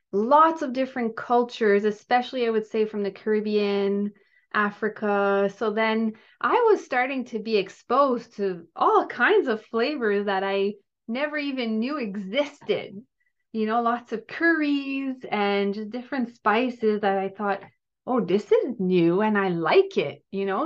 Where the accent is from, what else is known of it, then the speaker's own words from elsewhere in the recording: Gatineau, Quebec, Canada; now in Ottawa, Canada; I grew up in Gatineau, um, in, which is in Quebec, so I'm French Canadian